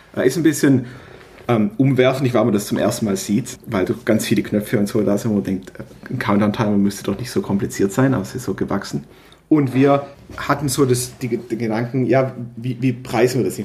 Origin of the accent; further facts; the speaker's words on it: Stuttgart region, Baden-Württemberg, Germany; Ich bin äh, aus der Region Stuttgart